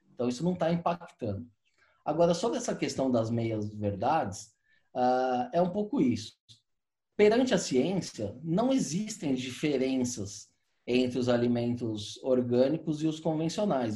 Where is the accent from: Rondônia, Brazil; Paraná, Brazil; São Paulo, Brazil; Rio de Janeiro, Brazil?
São Paulo, Brazil; eu morei, morei minha vida inteira aqui em São Paulo